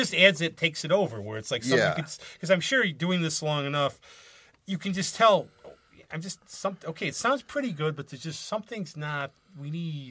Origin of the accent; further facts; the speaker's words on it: United States; being, like, an American